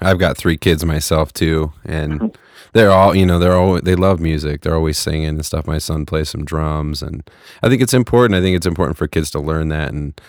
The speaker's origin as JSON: {"language": "English", "town": "Fresno", "region": "California", "country": "United States", "tie": "born or raised there", "moved": "yes", "said": "where I grew up in Fresno, man, in Central Valley"}